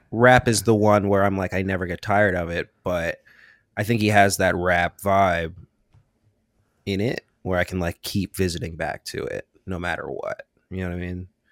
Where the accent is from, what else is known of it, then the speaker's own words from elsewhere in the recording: Richmond, Virginia, United States; I'm from Richmond, Virginia